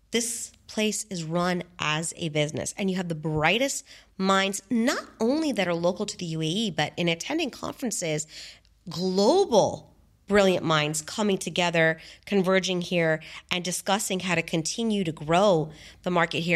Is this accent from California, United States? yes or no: yes; San Diego, California, United States; now in Dubai, United Arab Emirates; I come from San Diego